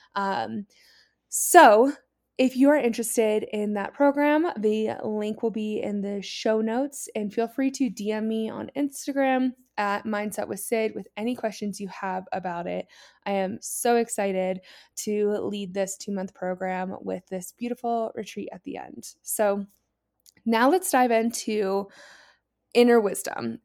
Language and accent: English; Columbus, Ohio, United States; moved away as an adult; I am from Columbus, Ohio. I'm born and raised there